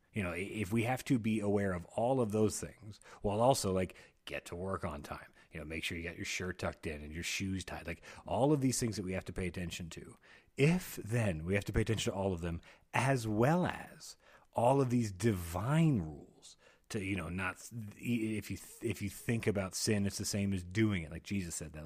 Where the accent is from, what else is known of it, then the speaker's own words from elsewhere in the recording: United States; I'm an American